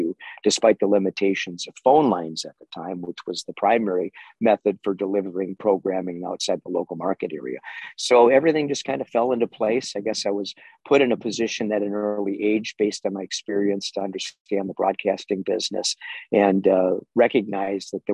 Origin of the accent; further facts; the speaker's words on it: Minneapolis, Minnesota, United States; wound up in Minneapolis at age 21. At the time, I was the youngest weather anchor ever in America in a major market, top 15 market